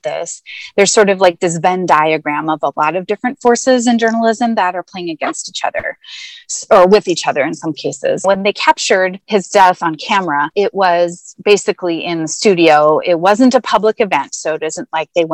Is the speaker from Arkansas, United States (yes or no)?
no; Seattle area, Northwest Washington State, United States; I hail from Northwest Washington State in Seattle area